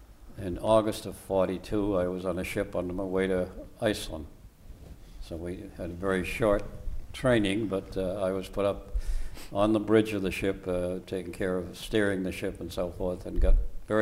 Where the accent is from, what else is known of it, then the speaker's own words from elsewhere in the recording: Easton, Massachusetts, United States; I was born here in Northeastern. I've lived here most of my life, up on North Main Street. We were a family of eight children, grandmother living with us.